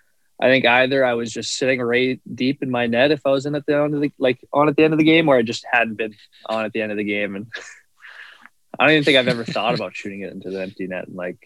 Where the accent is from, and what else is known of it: Morris, Manitoba, Canada; born or raised there